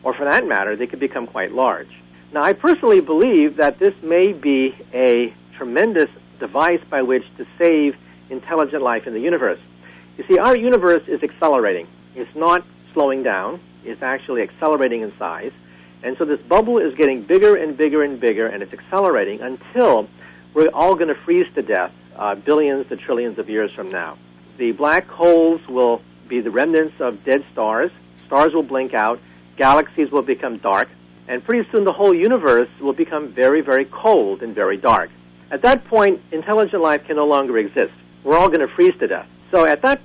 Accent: Bay Area, California, United States; when I was growing up in the Bay Area as a child

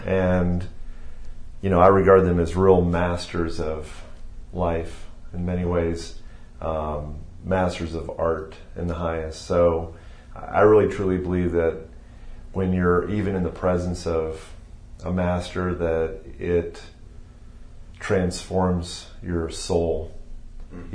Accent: Youngstown, Ohio, United States; moved away as an adult; also born or lived in Chicago, Illinois / Cincinnati, Ohio; now in Texas, United States; I moved uh, when I was six to Ohio, and I mm. did my schooling, my undergraduate uh, schooling, my high school um, through mm, through I was 18, and then mm. moved from Youngstown, Ohio to Cincinnati

